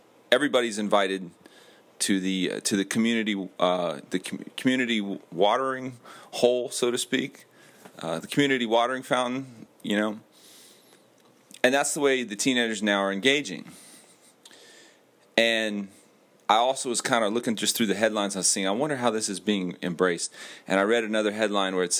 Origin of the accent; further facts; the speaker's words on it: Miami, Florida, United States; I was born in Miami